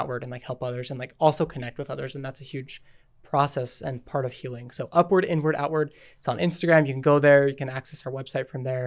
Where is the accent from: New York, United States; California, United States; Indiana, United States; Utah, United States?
Utah, United States; I'm from Utah. We lived here our whole life